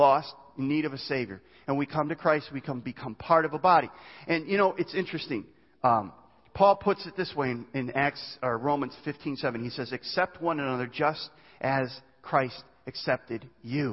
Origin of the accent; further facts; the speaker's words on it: United States; I'm an American. I'm proud to be an American and born in the United States